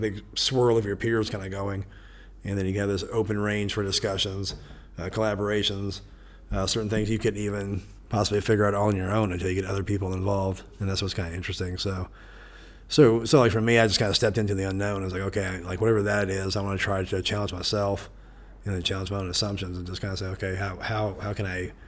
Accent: Topeka, Kansas, United States; It's my hometown.

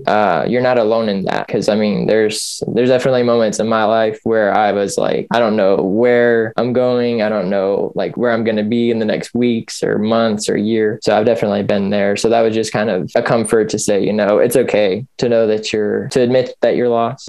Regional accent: Kentucky, United States; also born or lived in Michigan; I was born in uh, in Michigan. I'm adopted, so my parents were living in Indiana at the time. But anyway, I grew up in uh, in Kentucky.

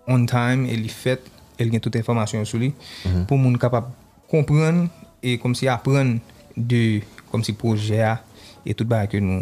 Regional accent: New York, United States; moved away as an adult; also born or lived in Florida; m leve New York tou, m dan l'ekol New York, men, se ekstasi ki te fe move Florida, we, ah, en 2014, e pi apre sa, m te move back New York

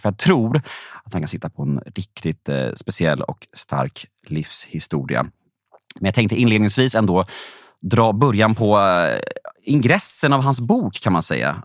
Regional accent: Värmdö, Stockholm County, Sweden; Jag var uppvuxen på Värmdö

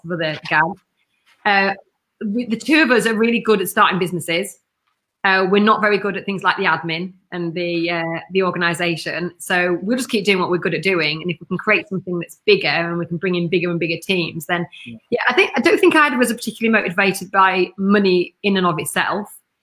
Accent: Kendal, North West England, United Kingdom; Kendal in Cumbria

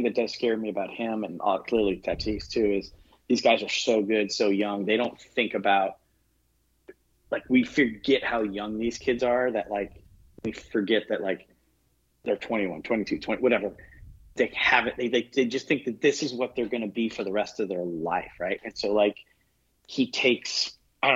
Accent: San Diego, California, United States; I'm from San Diego

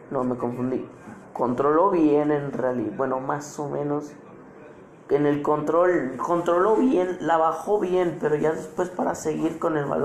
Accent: Mexico; A mí esto me emociona mucho, obviamente soy mexicano y esto me, interesa mucho que el Chucky marque gol

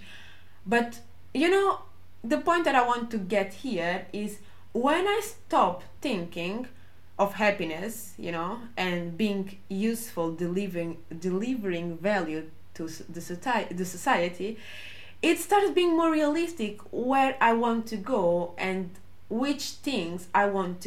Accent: Portugal; I was growing up in Portugal

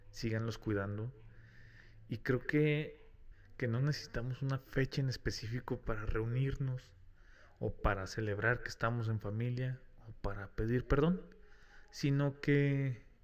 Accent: Mexico; Hago un paréntesis aquí, como buen mexicano, no creas que el que ya está la vacuna significa que no hay COVID

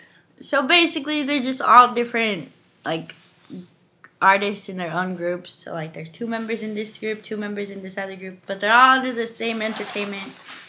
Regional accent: Utah, United States; also born or lived in California; I don't know. I'm from Utah. I was born in California, but I was moved to Utah and I've been living there since. You know, just doing my thing, working. I'm full Guatemalan, I guess.

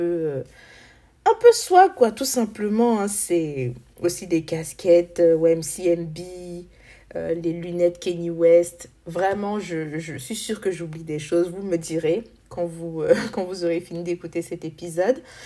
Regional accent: Côte d’Ivoire; en tant qu'Ivoirien, faisant aussi partie de cette jeunesse africaine

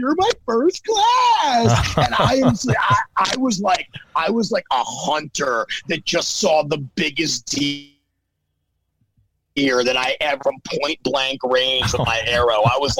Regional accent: Baltimore, Maryland, United States; born or raised there

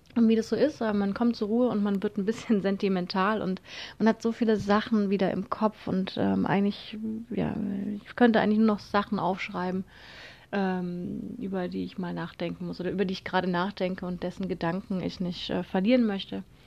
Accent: Konstanz, Baden-Württemberg, Germany; ich bin von Konstanz, also meiner Heimatstadt

